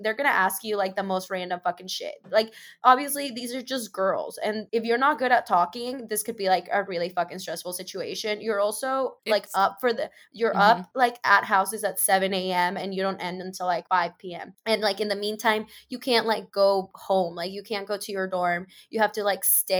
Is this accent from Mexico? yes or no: yes; Mexico City, Mexico; oh, I'm from Mexico City. And she's like, oh, like in New Mexico? And I was like, no, like the country, Mexico, homegirl.